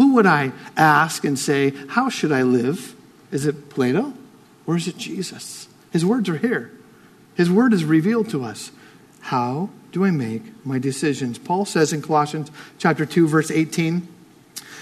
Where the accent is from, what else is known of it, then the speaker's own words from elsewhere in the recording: United States; I'm American